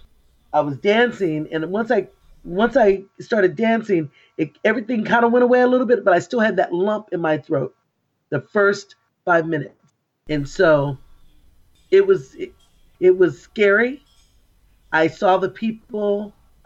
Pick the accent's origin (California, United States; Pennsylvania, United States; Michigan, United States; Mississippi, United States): California, United States; Oxnard; I was born and raised in Oxnard, actually in Port Hueneme